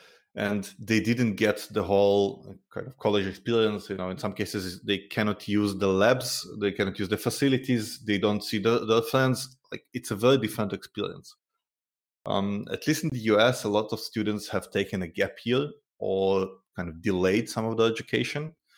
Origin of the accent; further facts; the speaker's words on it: Tel Aviv, Tel Aviv District, Israel; I'm originally from Tel Aviv